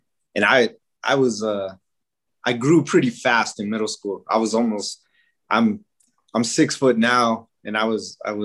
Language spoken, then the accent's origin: English; Pueblo of Isleta, New Mexico, United States; also born or lived in Albuquerque, New Mexico; So I was born here in Albuquerque, but we lived there in the Pueblo of Isleta with my mom and dad